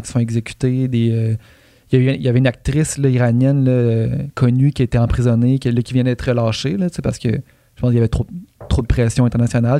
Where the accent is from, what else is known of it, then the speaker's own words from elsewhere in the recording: Quebec, Canada; on est tous québécois